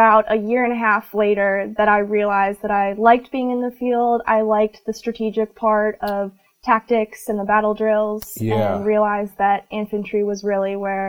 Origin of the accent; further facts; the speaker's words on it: Clarkston, Michigan, United States; So I was raised in Clarkston, Michigan. Mm-hmm. I grew up in a Christian household